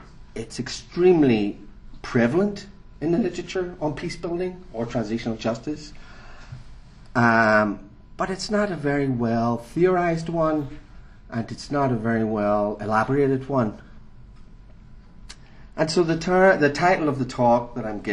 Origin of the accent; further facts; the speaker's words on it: Northern Ireland, United Kingdom; moved away; since I'm from Northern Ireland, and for me it was part of the lived experience of growing up in a conflict area